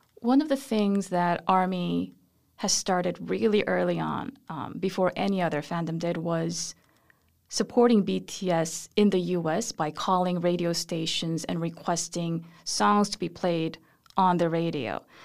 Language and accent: English; South Korea; moved away as an adult; now in United States; I was born in Korea, and then my family and I moved to the U S when I was two years old, and we came back when I was seven years old.